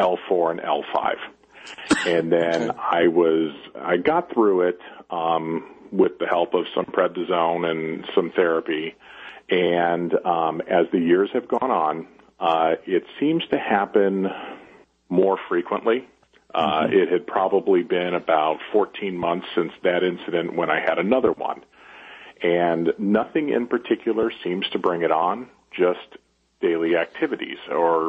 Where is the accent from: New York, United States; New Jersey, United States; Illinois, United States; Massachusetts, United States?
Illinois, United States; Chicago; moved away; also born or lived in Las Vegas; I grew up in Chicago and then moved to Las Vegas for a while